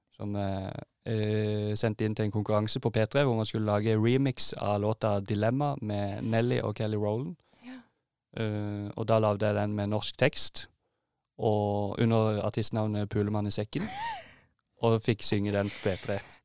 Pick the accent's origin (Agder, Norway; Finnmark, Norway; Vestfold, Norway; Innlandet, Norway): Agder, Norway; Holum; now in Oslo, Norway; nettopp kommet tilbake til Oslo etter å ha vært hjemme i Holum